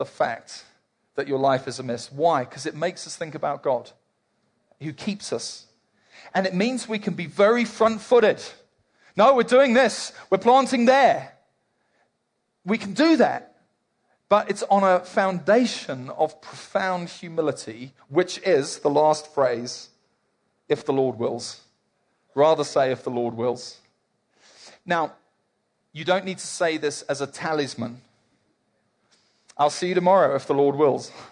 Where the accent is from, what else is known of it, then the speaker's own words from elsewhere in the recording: South Africa; Mostly here we're South African